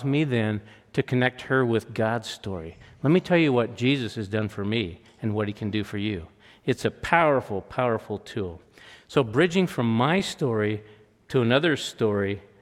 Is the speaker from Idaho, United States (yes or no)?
yes; Rathdrum, Idaho, United States; I grew up in Rathdrum, Idaho